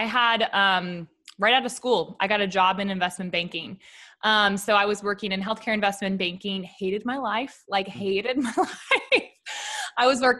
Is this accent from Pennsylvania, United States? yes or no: yes; Pittsburgh, Pennsylvania, United States; I'm originally from Pittsburgh.